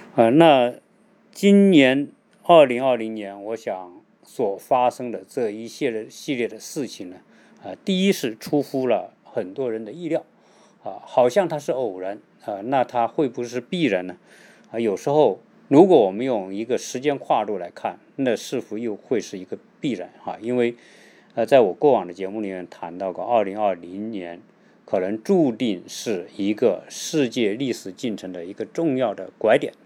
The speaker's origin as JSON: {"language": "Chinese", "country": "China", "moved": "yes", "lives_now": "United States", "said": "我们从国内来到美国生活"}